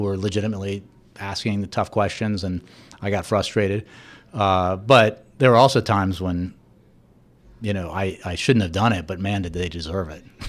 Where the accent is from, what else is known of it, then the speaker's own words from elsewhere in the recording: United States; somebody who actually grew up here, and the Post was my hometown paper